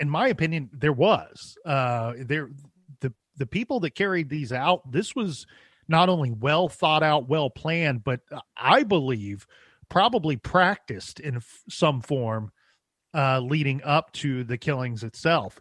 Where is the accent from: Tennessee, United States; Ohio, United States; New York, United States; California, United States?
Ohio, United States; I'm from Ohio